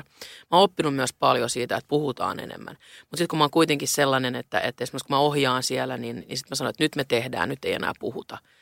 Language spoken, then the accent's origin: Finnish; Helsinki, Uusimaa, Finland; now in Stockholm, Sweden; mä rakastan Helsinkiä, se on mun kotikaupunkini